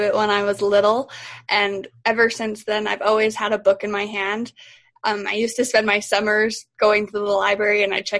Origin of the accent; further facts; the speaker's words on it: Cedar City, Utah, United States; I am from Cedar City, Utah. I've been here my whole life